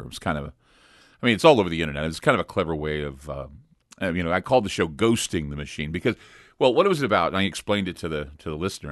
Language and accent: English; United States; I'm an American